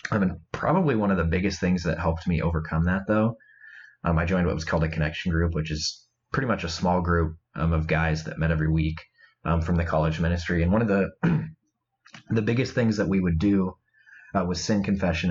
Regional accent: Iowa, United States; now in Michigan, United States; I'm originally from Iowa

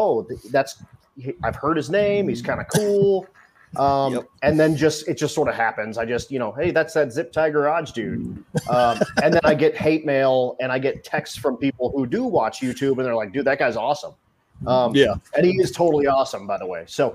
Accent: Colorado, United States; we're both from Colorado

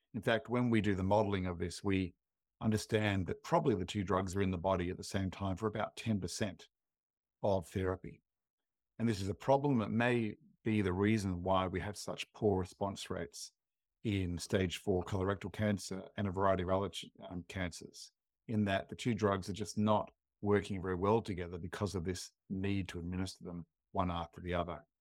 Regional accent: Adelaide, South Australia, Australia; I grew up in Adelaide

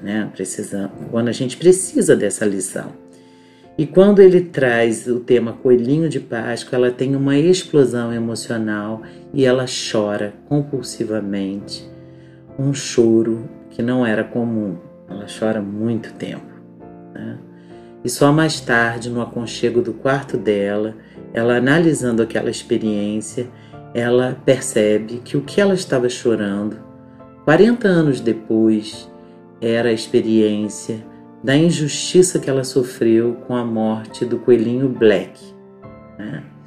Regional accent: Petrópolis, Rio de Janeiro, Brazil; eu cresci numa rua, numa rua em Petrópolis, num bairro chamado Alto da Serra

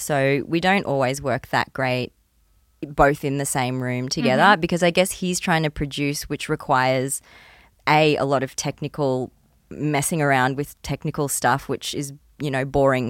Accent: Port Douglas, Queensland, Australia; also born or lived in Gold Coast; I was growing up in Port Douglas. I don't think they even had a string program in Port Douglas. We were just like running around eating mangoes off the ground. but then my family moved to the Gold Coast, the echelon of creativity of Australia.

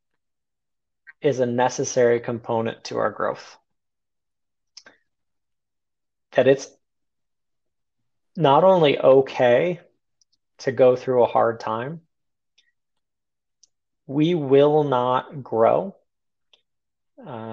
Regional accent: United States; I'm an American.

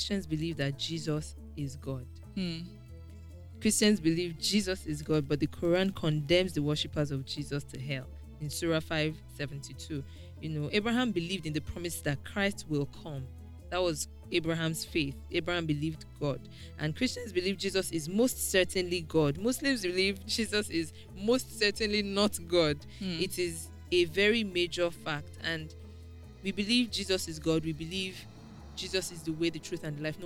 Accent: Nigeria; I attended Nigerian Navy Secondary School, and in Navy Town, where my school was

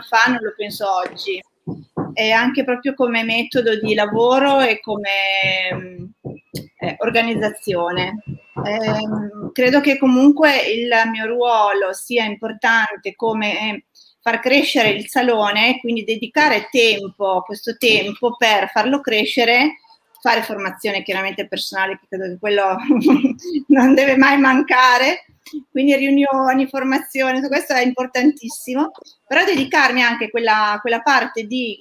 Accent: Milan, Lombardy, Italy; io sono di Milano

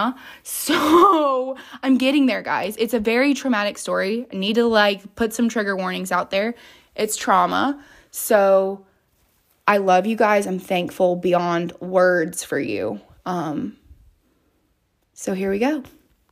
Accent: Georgia, United States; also born or lived in Florida; I moved to Georgia on my literal 9th birthday

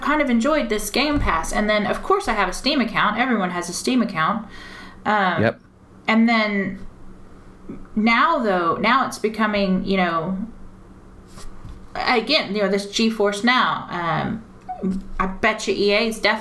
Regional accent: United States; now in United Kingdom; as an American

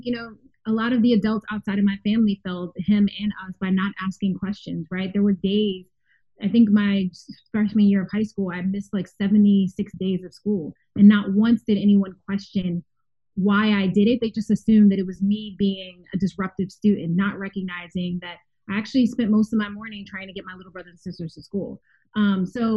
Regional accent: Philadelphia, Pennsylvania, United States; I grew up in West Philadelphia, because when you're from Philly, you have to be very specific about what area. I grew up in West Philadelphia

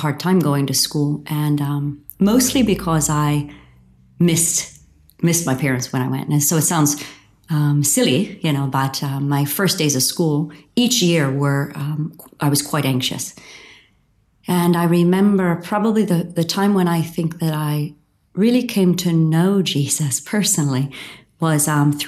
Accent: outside of Pittsburgh, Pennsylvania, United States; I grew up outside of Pittsburgh, Pennsylvania, in the U.S., and in a small town

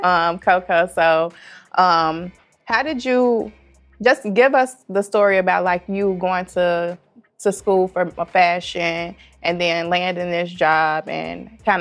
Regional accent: Chicago, Illinois, United States; I am from Chicago

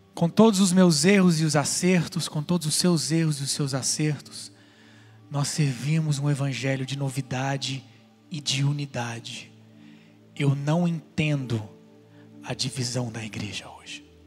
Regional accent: Goiânia, Goiás, Brazil; now in California, United States; um rapaz de Goiânia, onde eu nasci?

